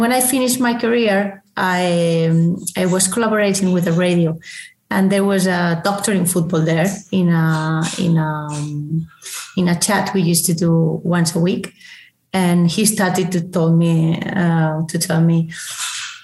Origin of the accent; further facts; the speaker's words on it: Valencia, Valencian Community, Spain; moved away as an adult; now in Barcelona, Spain; I'm from Valencia, so I love Valencia